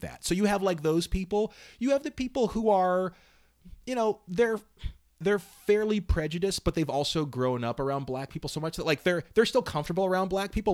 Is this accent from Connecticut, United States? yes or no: no; Northern Virginia, United States; also born or lived in Southern California; where I grew up in Northern Virginia